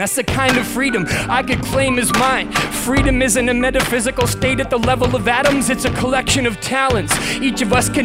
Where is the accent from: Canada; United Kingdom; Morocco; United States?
Canada; Western Canada; I'm from Western Canada